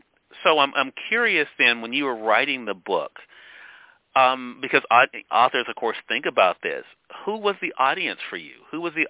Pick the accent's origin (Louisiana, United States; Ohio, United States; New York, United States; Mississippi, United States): Mississippi, United States; I am from Mississippi. I have lived here the majority of my life.